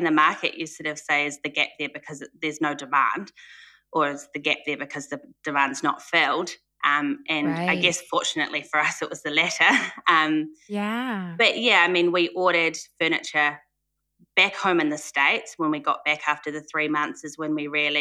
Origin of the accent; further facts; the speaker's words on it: New Zealand; I'm from New Zealand. So born and raised, have spent some time in other countries, but back in New Zealand